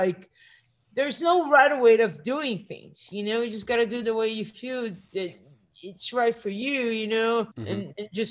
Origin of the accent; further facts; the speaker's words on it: Brazil; moved away; I come from Brazil